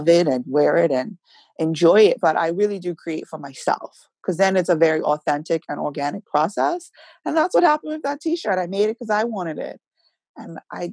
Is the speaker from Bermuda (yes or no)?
yes; Warwick Parish, Bermuda; I grew up in Warwick. I'm a countryside girl